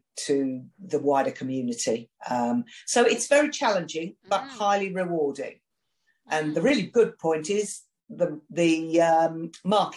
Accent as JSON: {"language": "English", "country": "United Kingdom", "said": "I'm a Brit"}